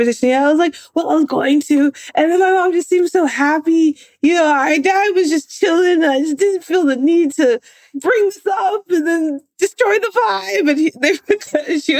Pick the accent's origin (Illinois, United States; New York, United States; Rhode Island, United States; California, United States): California, United States; Bay Area; I grew up in the Bay Area.